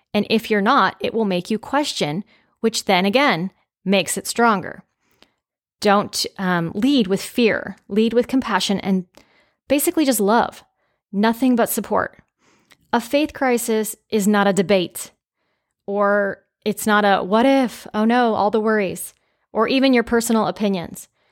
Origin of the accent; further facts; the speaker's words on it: California, United States; growing up in California, I believe I was about six or seven years old